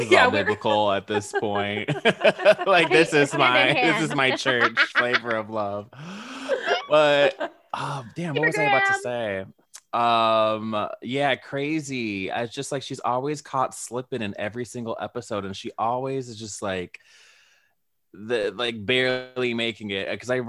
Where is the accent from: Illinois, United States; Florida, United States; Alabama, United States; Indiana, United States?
Illinois, United States; also born or lived in Long Beach, California; I was raised in Illinois, but I was born in Long Beach.